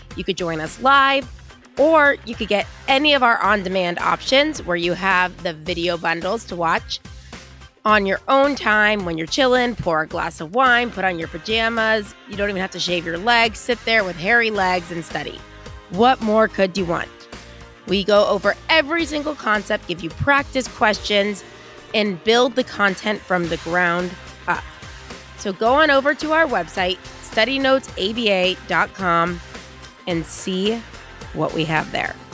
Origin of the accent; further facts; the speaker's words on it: United States; I'm American